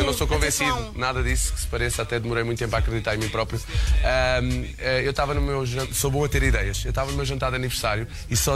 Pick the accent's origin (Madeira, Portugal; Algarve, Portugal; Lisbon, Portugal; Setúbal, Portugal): Madeira, Portugal